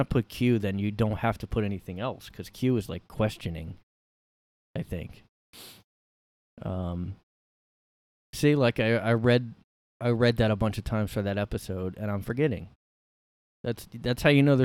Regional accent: Bridgeton, New Jersey, United States; I'm from South Jersey

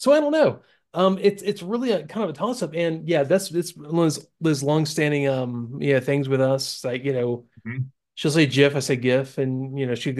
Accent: Florida, United States; I say it's because she's from Oregon and I'm from Florida, and people in the South, especially the Southeast, are so much different than people anywhere else in the U.S.

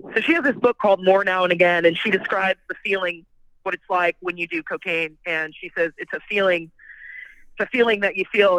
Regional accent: Bellflower, California, United States; moved away; also born or lived in New York; I was born in Bellflower, California, but I've been living in New York uh, I just moved away from New York in 2017, and currently I'm back in California

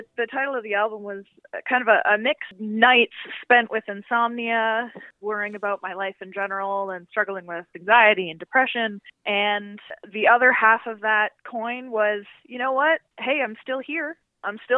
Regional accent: Montague, Prince Edward Island, Canada; also born or lived in Hamilton, Ontario; I was born in Hamilton, Ontario, but I moved to Montague, Prince Edward Island when I was 10.

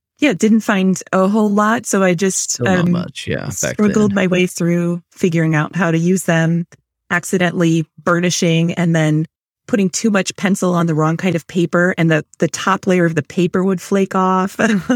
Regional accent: Rhode Island, United States; I'm from Rhode Island.

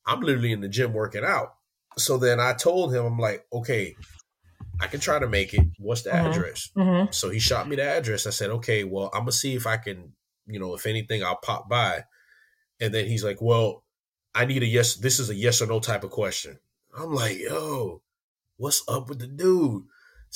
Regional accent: Miami, Florida, United States; I always say I'm from Miami

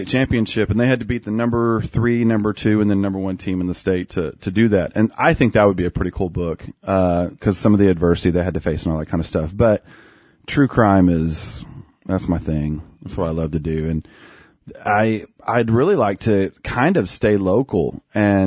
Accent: Sapulpa, Oklahoma, United States; also born or lived in Bartlesville, Oklahoma / Nowata, Oklahoma / Sand Springs, Oklahoma; about the time that I was going into kindergarten, we moved to Sepulpa

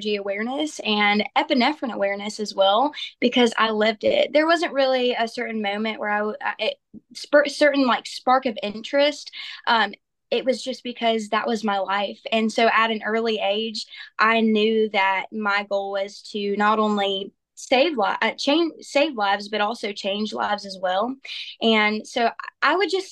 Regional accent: Olive Branch, Mississippi, United States; I am from Olive Branch, Mississippi

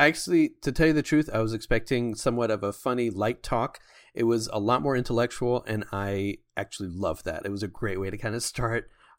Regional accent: United States; But as an American, it's like, it's good to see, because I've lived in other places in the Bible Belt.

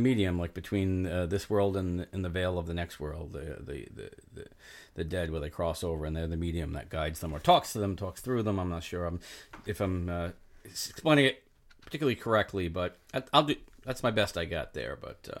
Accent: Somerset, Massachusetts, United States; now in Providence, United States; It's my town, my hometown.

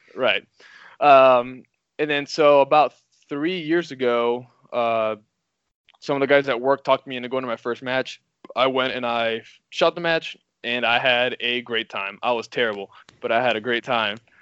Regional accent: Miami, Florida, United States; moved away as an adult; also born or lived in Quincy, Illinois; now in Missouri, United States; growing up, I'm from Miami, Florida

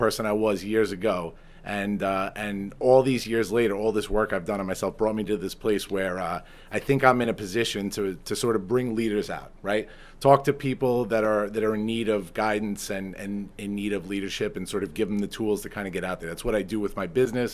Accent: Long Island, New York, United States; accent: Long Island; a fellow Long Islander, but my Long Island accent

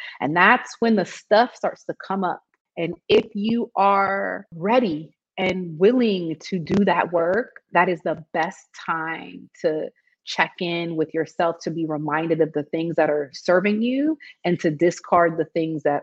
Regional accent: United States; also born or lived in South Africa; now in Tanzania; as an American

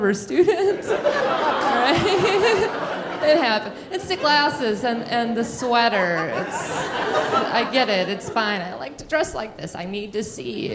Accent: Wisconsin, United States; moved away as an adult; also born or lived in Florida; I'm originally from Wisconsin, and I first moved to Florida

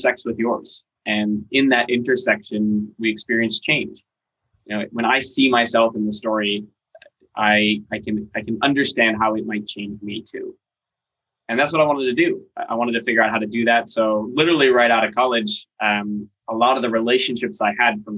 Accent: Seattle, Washington, United States; moved away as an adult; also born or lived in Maine; now in Los Angeles, United States; I was born in Maine. Okay. Moved across the country when I was pretty little, like four. I grew up mostly in Seattle

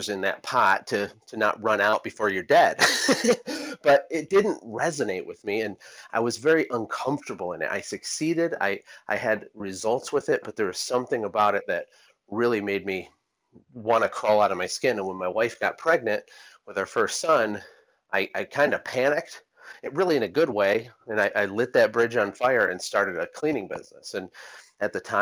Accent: United States; moved away as an adult; now in Costa Rica; being an American

